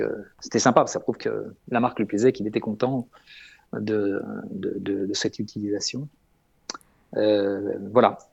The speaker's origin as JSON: {"language": "French", "country": "France", "said": "on est français"}